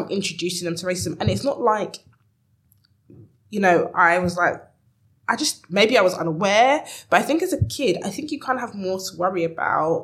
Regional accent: London, United Kingdom; I grew up in East London.

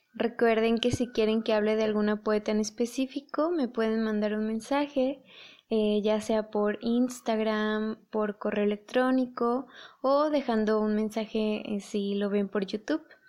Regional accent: Mexico; aquí en, aquí en mi país

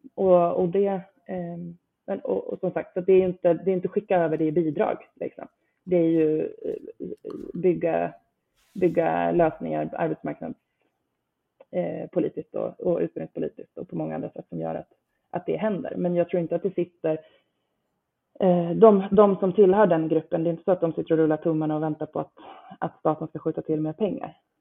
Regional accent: Nora, Örebro County, Sweden; now in Stockholm, Sweden; jag inte är från Stockholm från början. Jag är från, från Nora, Västmanland utanför Örebro

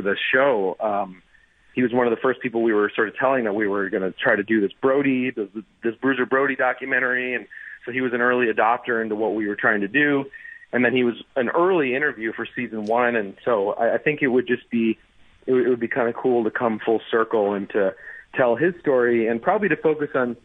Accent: New York City, New York, United States; I'm actually from New York City, that's where I live now.

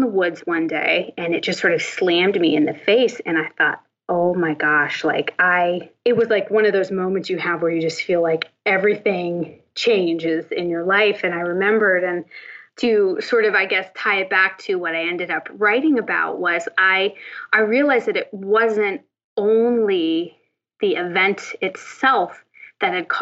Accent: Northern Appalachia, United States; I grew up in Northern Appalachia

